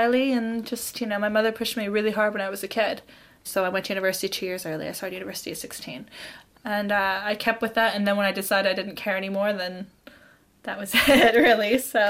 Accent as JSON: {"language": "English", "region": "London", "country": "United Kingdom", "said": "I'm from London, I guess, and I work for Creative Couriers."}